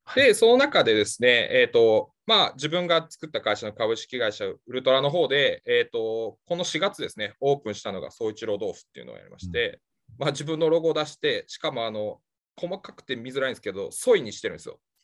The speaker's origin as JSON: {"language": "Japanese", "town": "Mitoyo", "region": "Kagawa", "country": "Japan", "tie": "born or raised there", "said": "生まれも育ちも三豊市で"}